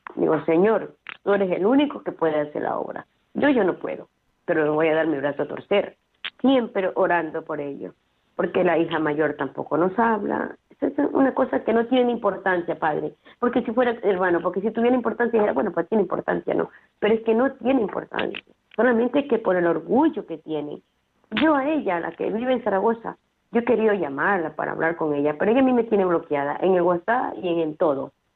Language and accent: Spanish; Ecuador; moved away; yo soy de Ecuador